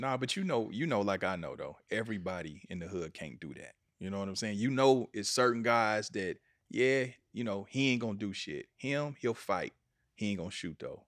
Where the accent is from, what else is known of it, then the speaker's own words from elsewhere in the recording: Kansas City, United States; in Kansas City, in my hometown